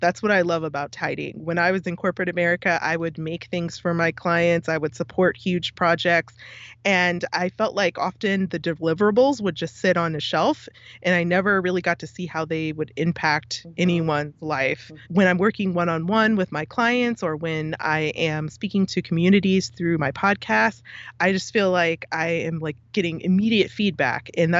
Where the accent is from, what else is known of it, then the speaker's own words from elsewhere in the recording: California, United States; born there; also born or lived in DC metro area; But because of that, I did grow up in lots of different places. I was born in California and I've moved significantly since then. And then I spent a lot of time on the East Coast in the DC metro area.